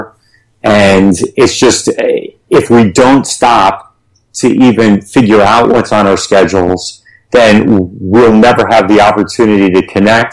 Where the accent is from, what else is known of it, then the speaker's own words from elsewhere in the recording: United States; we as Americans, and we especially as American entrepreneurs and leaders